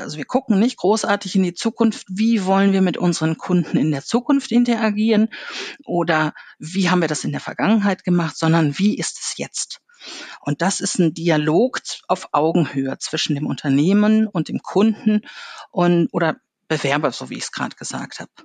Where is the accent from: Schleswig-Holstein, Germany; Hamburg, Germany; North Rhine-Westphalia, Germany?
North Rhine-Westphalia, Germany; Ruhr area; ich bin im Ruhrgebiet aufgewachsen